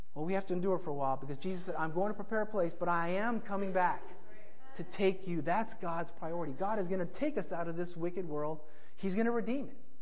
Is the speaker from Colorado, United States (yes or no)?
yes; Colorado, United States; I grew up in Colorado